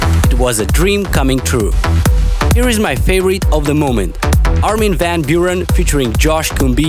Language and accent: English; Moldova; my home country Moldova.